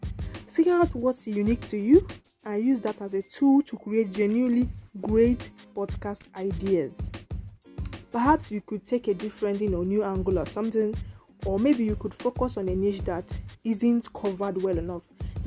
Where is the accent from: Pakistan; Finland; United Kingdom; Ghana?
United Kingdom; England; I'm an English person, I'm an English girl.